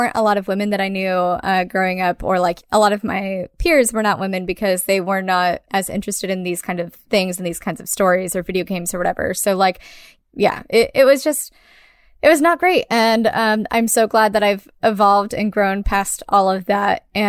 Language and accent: English; California, United States; I grew up in Orange County, California. What up? Ugh. I'm glad I'm not there anymore.